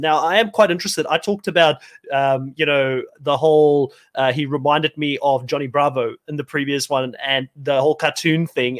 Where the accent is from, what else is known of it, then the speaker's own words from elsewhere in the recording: South Africa; moved away; also born or lived in New Zealand; I come from South Africa.